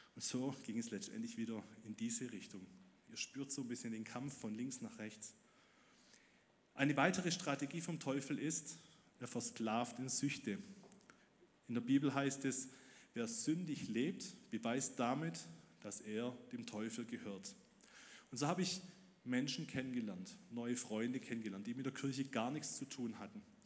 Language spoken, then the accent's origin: German; Ludwigsburg, Baden-Württemberg, Germany; Ich wurde im Winter 1999 in Ludwigsburg geboren